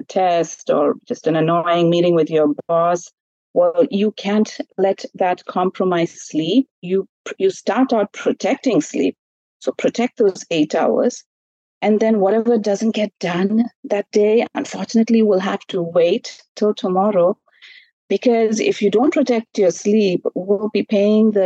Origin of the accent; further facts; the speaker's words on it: India; I grew up in India as well